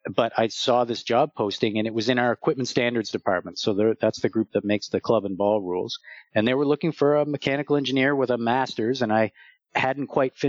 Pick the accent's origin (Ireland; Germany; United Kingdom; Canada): Canada; Nova Scotia; also born or lived in moved around; I was born in Nova Scotia, Annapolis Valley, Nova Scotia, as a Navy brat. My dad was in the Navy, so I moved around a lot